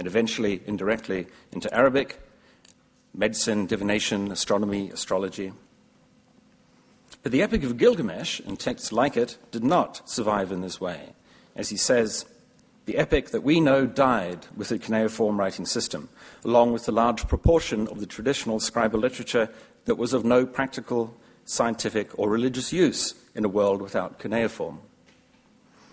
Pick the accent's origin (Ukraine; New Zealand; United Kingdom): New Zealand; As a New Zealander